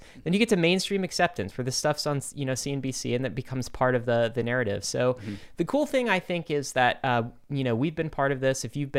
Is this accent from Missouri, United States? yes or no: no; Brooklyn, New York, United States; I'm from Brooklyn, man.